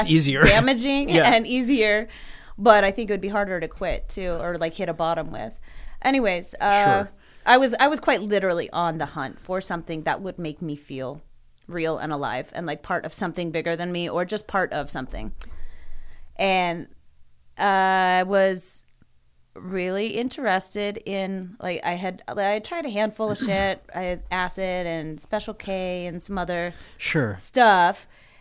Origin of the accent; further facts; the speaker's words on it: Boise, Idaho, United States; I grew up in Boise.